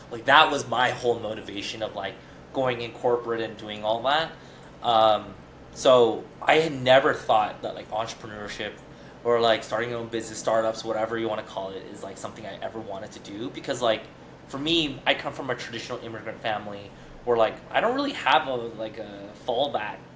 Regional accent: Torrance, California, United States; oh no, it's a it's a place in, called Torrance, but it's like

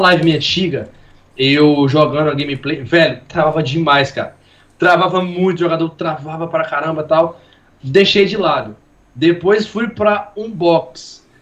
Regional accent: Minas Gerais, Brazil; accent: mineiro; moved away as an adult; now in Rio de Janeiro, Brazil; A gente é de Vila Gabriel Passo, né? Minas Gerais aí. Cidadezinha pequena

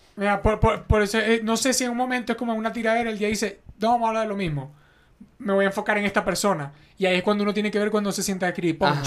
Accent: Venezuela; now in Mexico; nosotros somos de Venezuela, vivimos en México.

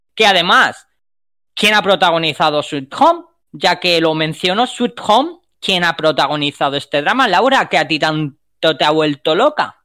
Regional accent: Spain; nosotros como españoles

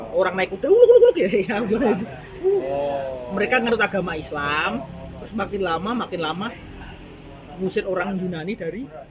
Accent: Java, Indonesia; aku orang Jawa

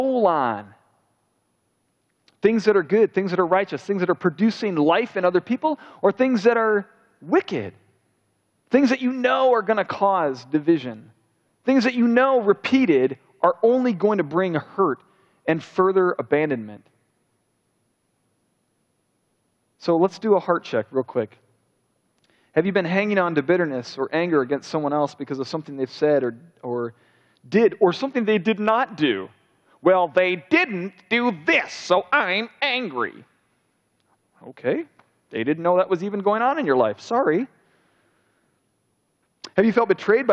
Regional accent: United States; we're Americans

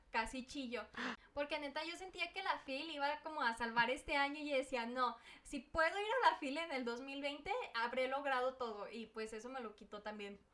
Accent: Mexico; esa es una costumbre que nosotros como mexicanos teníamos

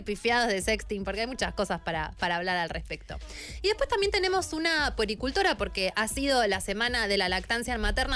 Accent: San Martín de los Andes, Neuquén, Argentina; moved away; me vivía en San Martín

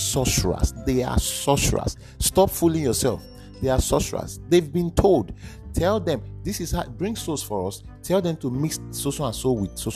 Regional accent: Edo, Nigeria; I am from Edo State

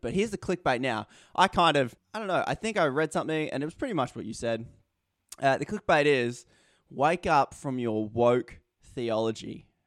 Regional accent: Australia; as an Australian

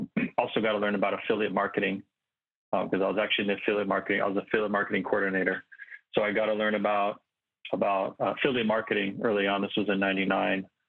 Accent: Santa Monica, California, United States; I was born and raised in Santa Monica, California

